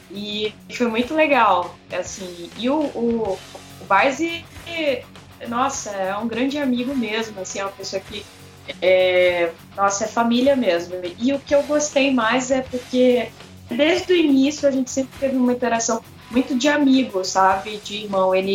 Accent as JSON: {"language": "Portuguese", "town": "Belém", "region": "Pará", "country": "Brazil", "tie": "born or raised there", "said": "Eu sou natural de Belém do Pará e eu já conhecia a banda desde lá do Pará."}